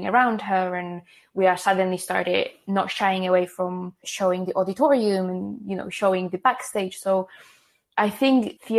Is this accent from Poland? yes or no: yes; Poland; English is a second language; now in United Kingdom